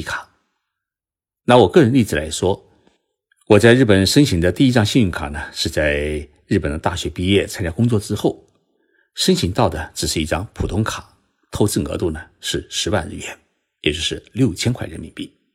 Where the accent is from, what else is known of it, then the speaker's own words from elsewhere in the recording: China; now in Japan; 我们中国人